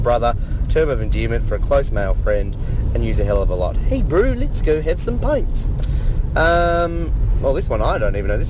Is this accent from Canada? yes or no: no; Australia; We use this in Australia.